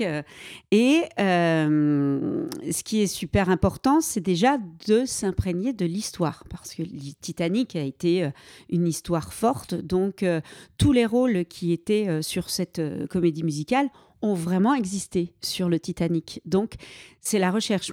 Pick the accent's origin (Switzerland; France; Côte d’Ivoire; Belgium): Belgium; Liège, Wallonia; j'ai commencé à 6 ans en Belgique parce que je suis belge, des, cours de danse classique, moderne jazz et ensuite est arrivé en Belgique des concours de playback. Il y avait des concours qui se faisaient dans ma région à Liège